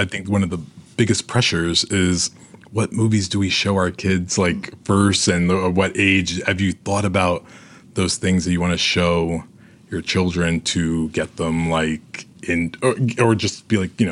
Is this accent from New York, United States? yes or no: yes; New York City, New York, United States; I was born in the Bronx